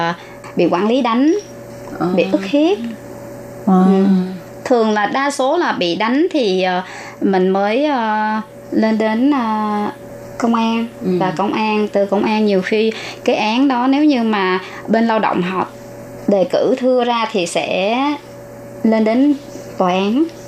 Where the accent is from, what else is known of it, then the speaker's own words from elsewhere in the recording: Ba Ria-Vung Tau, Vietnam; moved away as an adult; also born or lived in Bến Tre; now in Taoyuan, Taiwan; em ở Việt Nam, quê ở Bà Rịa Vũng Tàu và em qua Đài Loan được 19 năm.